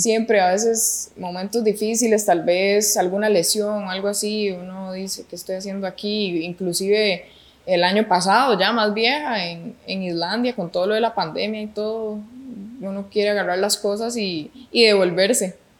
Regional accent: Tibás, San José, Costa Rica; also born or lived in Pavas, Costa Rica / Iceland; now in San Rafael de Alajuela, Costa Rica; mis papás se, pasaron a vivir a Tibás y ahí viví hasta los, bueno, hasta, los 17 años

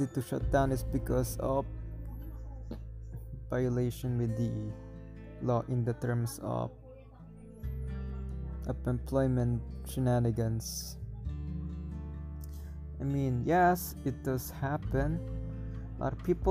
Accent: Philippines

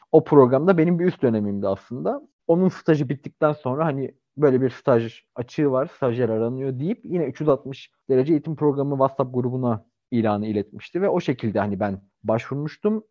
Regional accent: Istanbul, Turkey

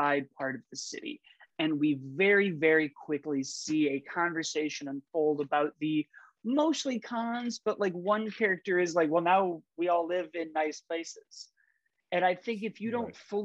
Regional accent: Chicago, Illinois, United States; I'm from Chicago.

